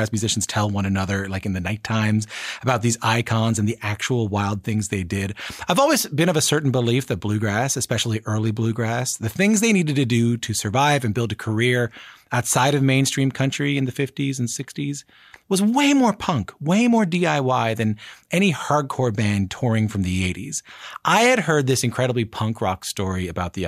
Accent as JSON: {"language": "English", "country": "Canada", "said": "I'm from Canada"}